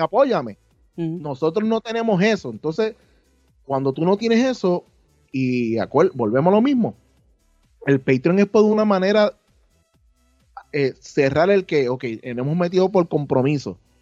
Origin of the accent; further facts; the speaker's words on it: Puerto Rico; nosotros como creadores en Puerto Rico